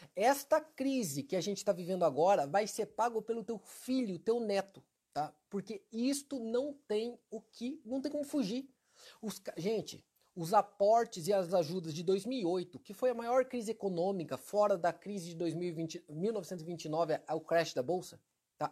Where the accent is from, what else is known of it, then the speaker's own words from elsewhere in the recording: Maringá, Paraná, Brazil; Maringá, que é minha cidade natal